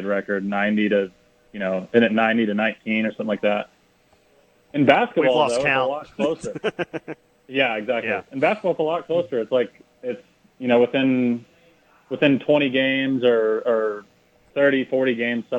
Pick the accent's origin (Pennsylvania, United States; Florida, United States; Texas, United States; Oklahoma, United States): Oklahoma, United States; Oklahoma City; Born and raised in Oklahoma City, born and raised a Sooner fan